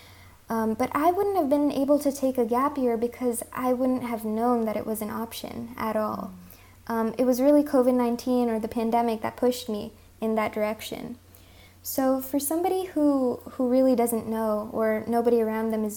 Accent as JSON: {"language": "English", "region": "California", "country": "United States", "tie": "born or raised there", "also_born_or_lived": "India", "first_language": "Hindi", "said": "I'm from California"}